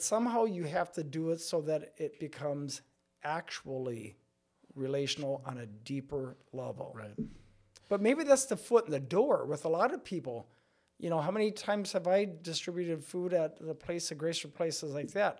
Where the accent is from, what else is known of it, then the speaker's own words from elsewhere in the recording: Stanley, Wisconsin, United States; moved away as an adult; now in La Crosse, United States; I hail from up by Stanley Boyd area and um, grew up as a kid in a very small rural country parish